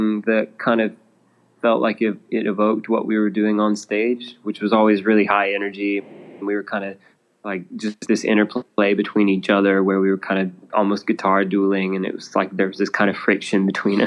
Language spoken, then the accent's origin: English; Georgia, United States; now in Nashville, United States; I grew up in Georgia, which is only a few hours south